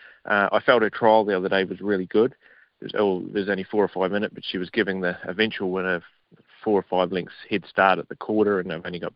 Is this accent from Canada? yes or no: no; New Zealand; moved away; back at home